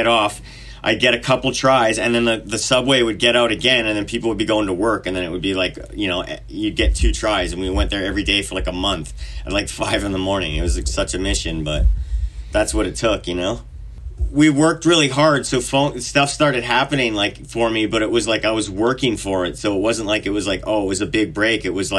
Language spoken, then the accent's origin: English; Vernon, British Columbia, Canada; Vernon, British Columbia.